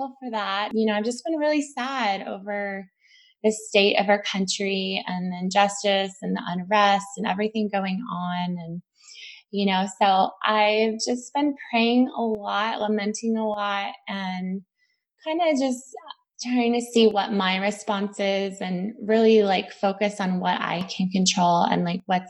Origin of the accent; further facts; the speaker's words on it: San Jose, California, United States; I grew up in the East foothills of Silicon Valley in San Jose, California